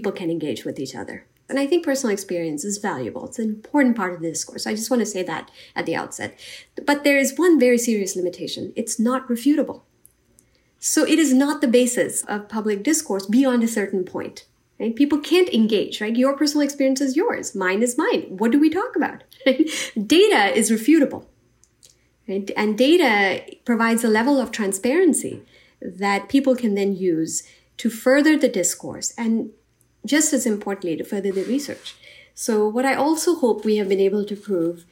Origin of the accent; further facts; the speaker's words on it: India; now in United States; I grew up in India